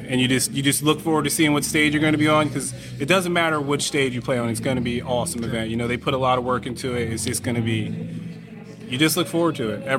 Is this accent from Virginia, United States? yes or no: no; Lehigh Valley, Pennsylvania, United States; I was born in the Valley. I live in the Valley.